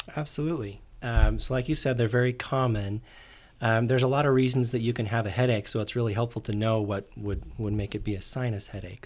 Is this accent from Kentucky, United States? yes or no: no; Orem, Utah, United States; I'm originally from Orem, Utah